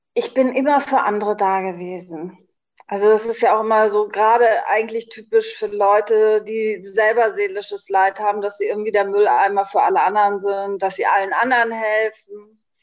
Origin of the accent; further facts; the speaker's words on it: Schleswig-Holstein, Germany; moved away as an adult; now in Berlin, Germany; ich bin gebürtige Schleswig-Holsteinerin. Ich habe bis zu meinem 50. Lebensjahr auch in Schleswig-Holstein gewohnt